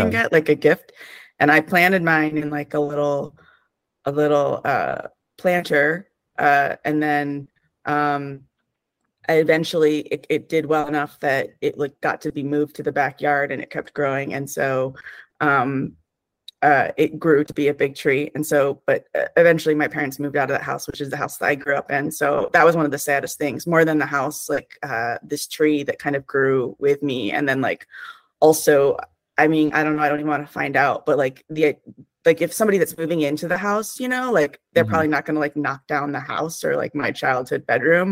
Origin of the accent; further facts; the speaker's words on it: Penfield, New York, United States; I grew up in Rochester. I grew up in a suburb of Rochester, though, called Penfield, New York